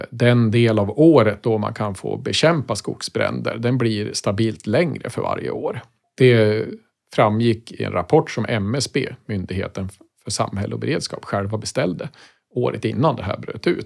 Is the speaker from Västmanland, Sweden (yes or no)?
yes; Västmanland, Sweden; Och allt började naturligtvis hemma i Västmanland. Eh, varje morgon när jag var liten så åkte jag skolbuss och från fönstret på bussen så kunde jag då se ett gammalt hus stå i vägkanten.